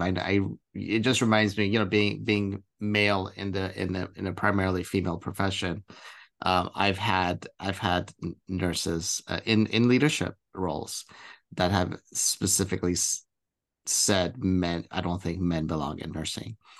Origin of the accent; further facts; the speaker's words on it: Iran; now in United States; I'm from, from the Middle East, I'm from Iran